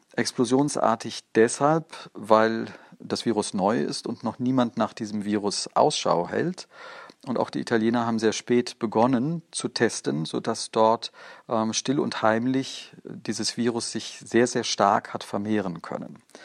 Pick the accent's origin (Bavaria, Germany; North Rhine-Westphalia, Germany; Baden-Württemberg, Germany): Bavaria, Germany; Bei uns in Bayern